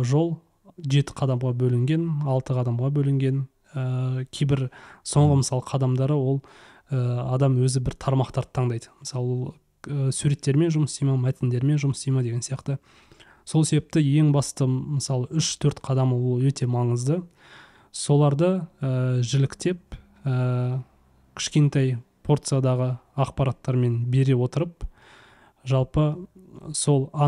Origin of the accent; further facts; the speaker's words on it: Kazakhstan; moved away as an adult; now in Malaysia; енді түбінде әрине қазақстанға қайтамыз ғой барлығымыз